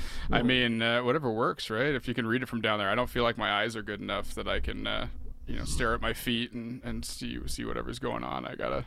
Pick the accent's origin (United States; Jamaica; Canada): Canada; Peterborough, Ontario; my hometown of Peterborough.